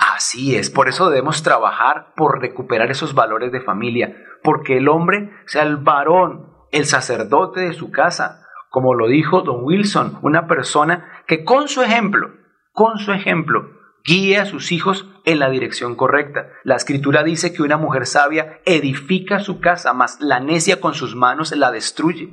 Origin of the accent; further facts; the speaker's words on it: Bogotá, Colombia; Como bogotano